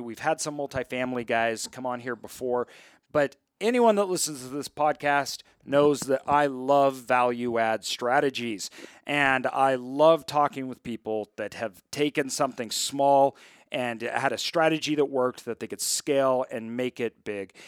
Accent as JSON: {"language": "English", "region": "Idaho", "country": "United States", "said": "I'm from Idaho. I grew up, uh, uh, my whole family comes from farmers"}